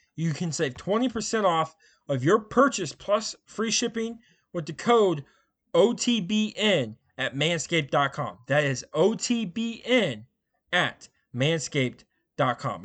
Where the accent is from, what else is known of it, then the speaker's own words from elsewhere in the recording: Indiana, United States; I grew up here in Indiana. I've, I still live here